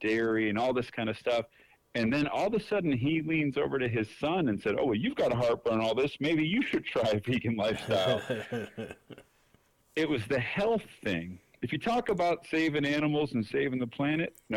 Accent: Detroit, Michigan, United States; now in Dallas, United States; I'm from Detroit, right? I live in Dallas

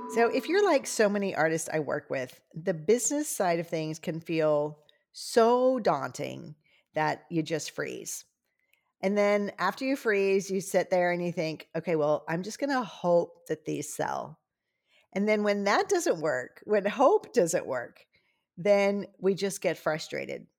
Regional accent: Louisiana, United States; I'm from Louisiana

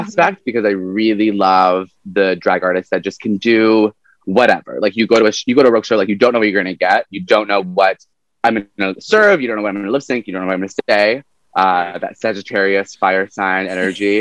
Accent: Vancouver, British Columbia, Canada; So born and raised in Vancouver

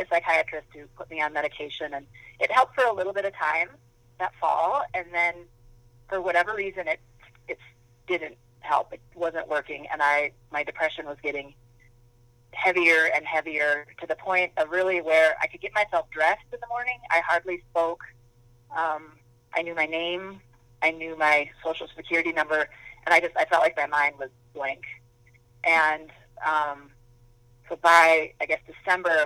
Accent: Minnesota, United States; I grew up in Minnesota

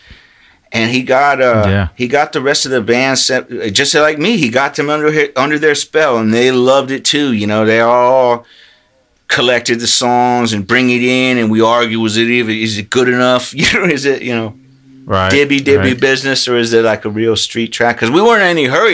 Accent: Lakeland, Florida, United States; moved away; I came from Central Florida, Lakeland

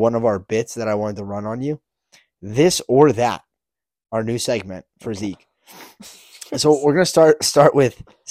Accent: Delaware, United States; we're from Delaware.

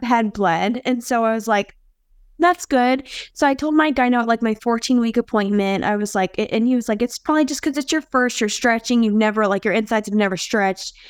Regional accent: Philadelphia, Pennsylvania, United States; moved away as an adult; now in Kansas City, United States; I'm from Philadelphia. I moved to Kansas City a couple of years ago, and so I lived in Philly my whole life. I was born there

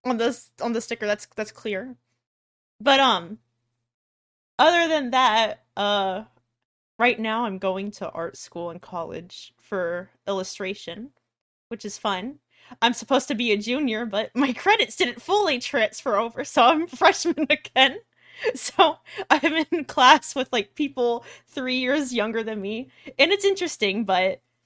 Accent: Texas, United States; I'm from Texas.

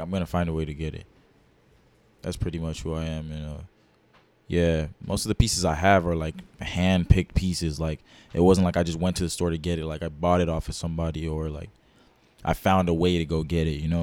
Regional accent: Dallas, Texas, United States; I'm from Dallas, Texas

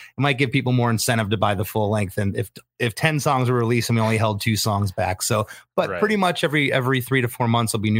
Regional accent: Florida, United States; also born or lived in Michigan; My parents, we moved to Florida when I was 7.

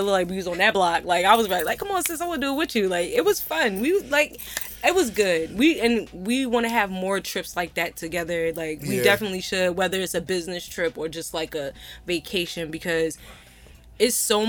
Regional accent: Virginia, United States; I love my Southern people. I'm from Virginia

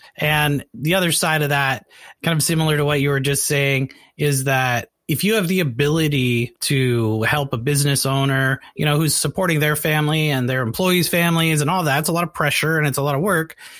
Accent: Canada; now in United States; I'm from Canada

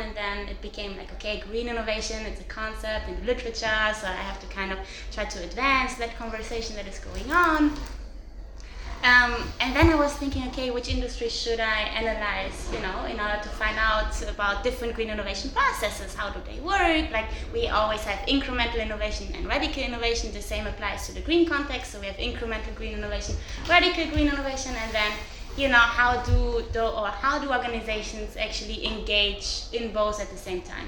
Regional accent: Cologne, North Rhine-Westphalia, Germany; now in Portugal; I'm from Cologne

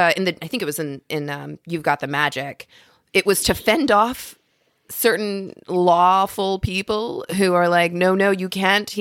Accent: Louisville, Kentucky, United States; I'm from Kentucky, but I'm from Louisville, Kentucky

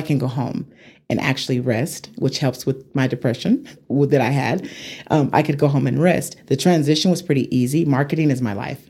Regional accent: Amarillo, Texas, United States; moved away as an adult; also born or lived in Atlanta; I grew up in Hamlet, the Hamlet area.

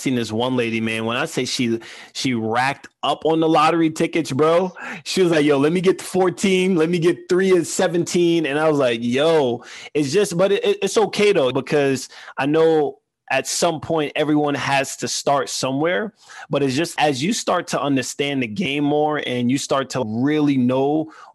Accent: New York City, New York, United States; growing up in Queens, here's what my parents taught me

